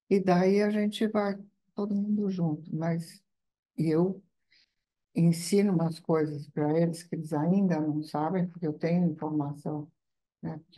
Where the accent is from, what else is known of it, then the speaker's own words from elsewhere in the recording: Italy; moved away; na minha terra não tem. Uhum, uhum. tem que é a Itália.